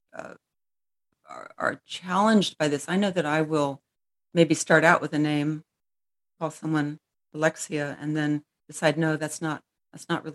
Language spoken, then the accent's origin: English; United States; I'm American